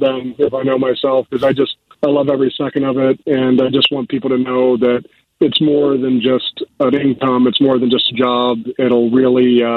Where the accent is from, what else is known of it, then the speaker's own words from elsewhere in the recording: Dover, Ohio, United States; moved away as an adult; now in Chicago, United States; I grew up in a small town called Dover